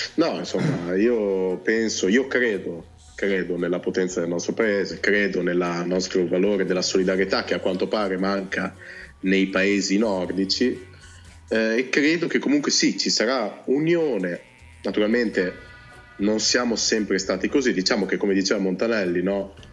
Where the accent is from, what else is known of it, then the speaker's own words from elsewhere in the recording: Cento, Emilia-Romagna, Italy; sono terra di mezzo tra il ferrarese e il bolognese, sono di centro, provincia di Ferrara.